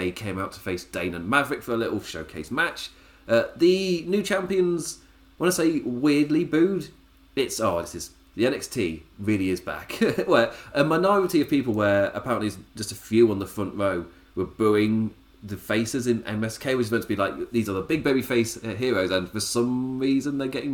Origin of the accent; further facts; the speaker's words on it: England, United Kingdom; I'm English